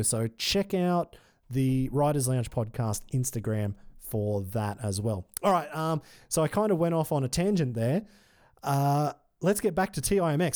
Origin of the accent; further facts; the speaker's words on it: Australia; as an Australian